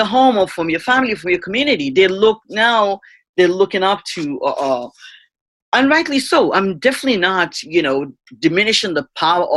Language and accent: English; Nigeria; moved away; me being a Nigerian immigrant